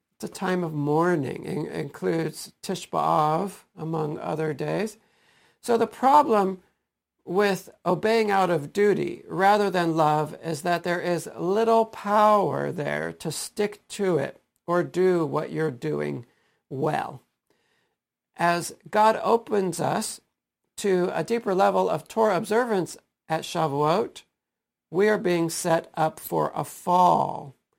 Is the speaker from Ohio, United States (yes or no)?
yes; Stow, Ohio, United States; my own experiences in public school growing up in Stowe